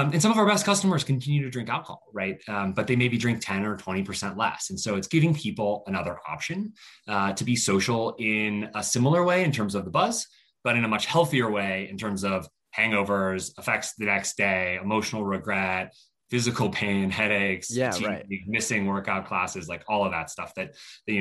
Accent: Colorado, United States; moved away; also born or lived in Stanford, California; I grew up in Colorado

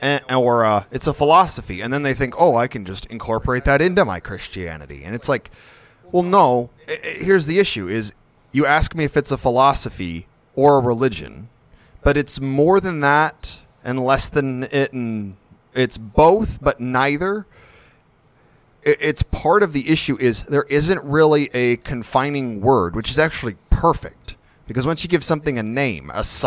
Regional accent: United States; As an American

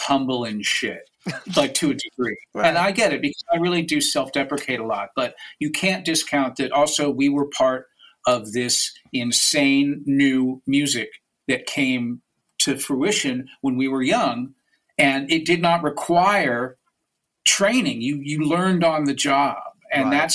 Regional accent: Washington, District of Columbia, United States; And also that my hometown was a stop for UK punk bands because you're not going to come all the way over just to play New York. And in Washington, D.C., there was an established punk scene.

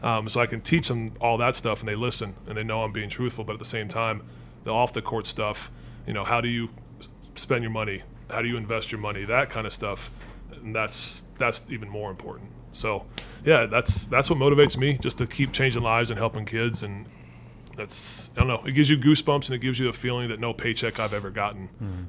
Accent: Alabama, United States; I'm from Alabama, just like these guys are from the South too.

